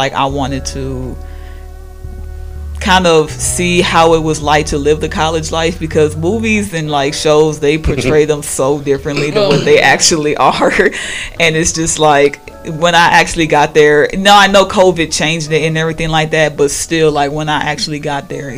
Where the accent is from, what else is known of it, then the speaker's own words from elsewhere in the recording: Milwaukee, Wisconsin, United States; I come from Milwaukee, 19 years old.